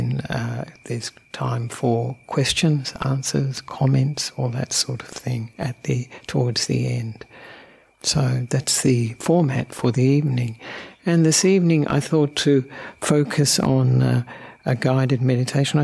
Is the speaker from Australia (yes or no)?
yes; Australia; also born or lived in Sri Lanka; I'm an Australian monk who ordained with Ajahn Brahm about 25 years ago